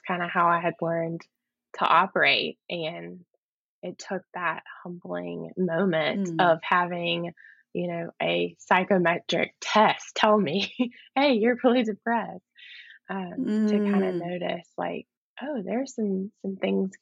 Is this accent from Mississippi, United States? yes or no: yes; Mississippi, United States; moved away as an adult; also born or lived in Texas; So I moved to Texas from Mississippi, which was kind of a big move for me. I had never lived out of Mississippi before